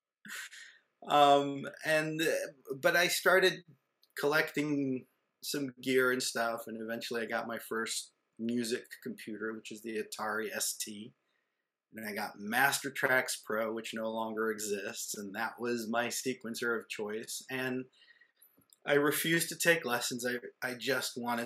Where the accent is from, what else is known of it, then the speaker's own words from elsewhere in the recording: Israel; moved away; growing up in Israel, when I was in kindergarten, my parents made me take piano lessons